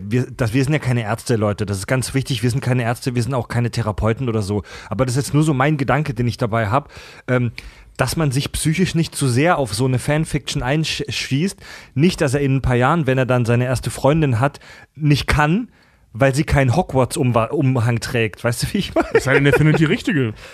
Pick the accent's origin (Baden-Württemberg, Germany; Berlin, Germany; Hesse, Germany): Baden-Württemberg, Germany; Pforzheim; In meiner Heimatstadt ja. Pforzheim gibt es die Story auch